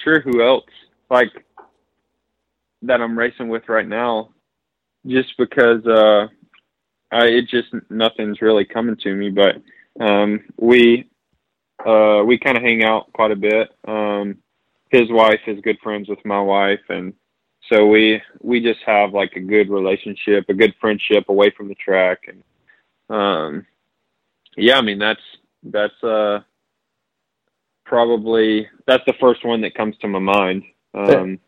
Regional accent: North Carolina, United States; we're both from North Carolina

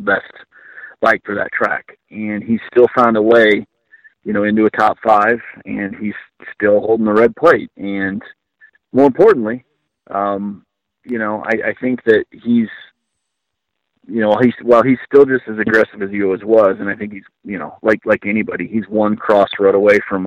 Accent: Iowa, United States; I'm an Iowa guy. I grew up in Iowa.

